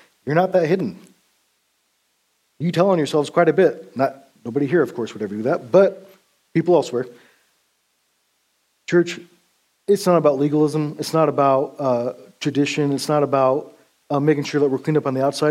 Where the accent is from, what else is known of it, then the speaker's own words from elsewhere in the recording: Montana, United States; At that time, I was from Montana